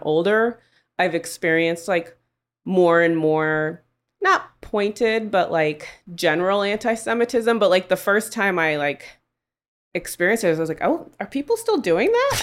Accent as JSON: {"language": "English", "town": "Oakland", "region": "California", "country": "United States", "tie": "born or raised there", "said": "I grew up in Oakland in the nineties"}